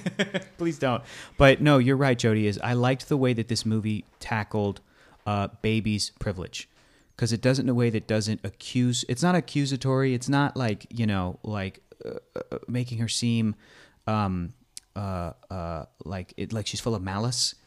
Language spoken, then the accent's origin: English; United States; as an American.